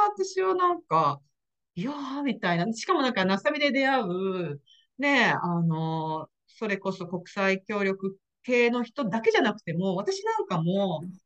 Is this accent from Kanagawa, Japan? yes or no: yes; Kanagawa, Japan; now in Florida, United States; 生まれは全然神奈川なんです